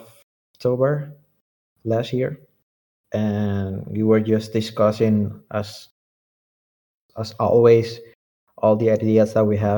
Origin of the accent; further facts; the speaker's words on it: Curaçao; also born or lived in Caracas, Venezuela / Netherlands; I come from Venezuela, Caracas. And right now I'm living actually in the Netherlands because I'm registered there. But soon I will be registered back in Curaçao. I came when I was 8 years old. I did my elementary school here, my high school here, my university here